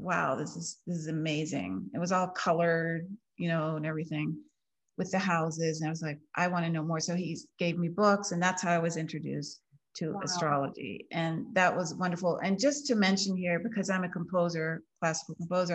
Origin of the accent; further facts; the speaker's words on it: United States; I grew up in the German community outside of DC, Washington DC